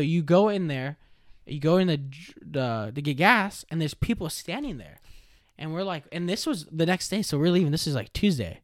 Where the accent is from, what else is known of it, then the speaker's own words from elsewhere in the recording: California, United States; born and raised in California